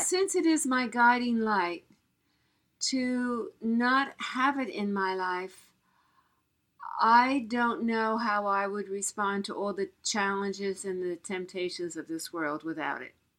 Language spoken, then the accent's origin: English; New York City, New York, United States; I was born in Queens, uh, New York